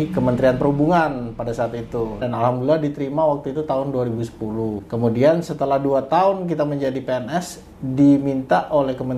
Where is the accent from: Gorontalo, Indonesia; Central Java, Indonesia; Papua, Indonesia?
Gorontalo, Indonesia; perkenalkan … Saya berasal dari Gorontalo.